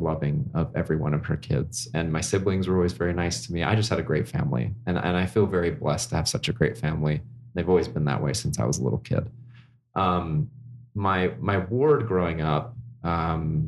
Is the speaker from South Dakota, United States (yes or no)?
no; Orem, Utah, United States; I grew up in Orem, in the heart of Utah County, Family City, USA.